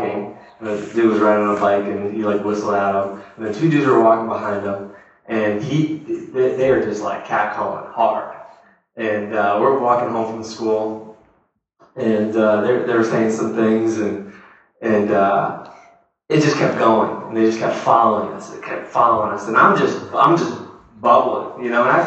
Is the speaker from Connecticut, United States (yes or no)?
yes; South Windsor, Connecticut, United States; we grew up in a suburb